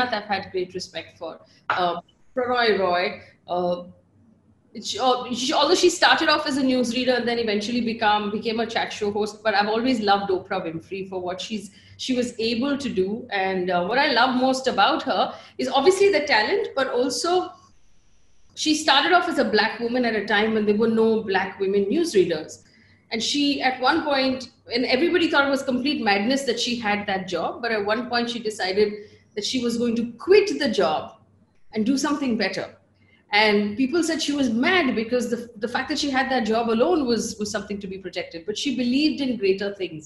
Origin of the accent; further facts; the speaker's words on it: Bangalore, Karnataka, India; moved away as an adult; also born or lived in Chikmagalur; now in Mumbai, India; So all schooling in Bangalore, all college in Bangalore. I moved to Mumbai to work when I was 23, but I grew up completely in Bangalore. You can hear it in my accent.